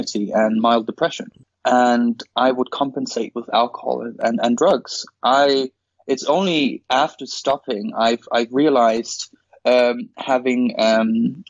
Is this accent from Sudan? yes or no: no; Denmark; moved away; I'm originally from Denmark